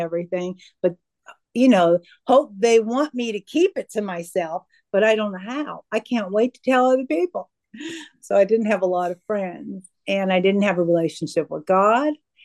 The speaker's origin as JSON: {"language": "English", "region": "Pennsylvania", "country": "United States", "moved": "yes", "said": "I'm originally from Pennsylvania"}